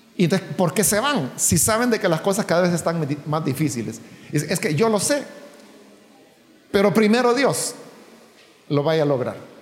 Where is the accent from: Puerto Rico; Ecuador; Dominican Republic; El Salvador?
El Salvador